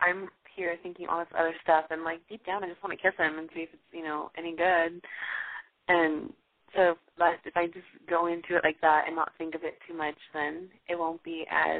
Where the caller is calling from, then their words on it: Los Angeles, California, United States; Hey, I'm 20. I'm calling from L.A.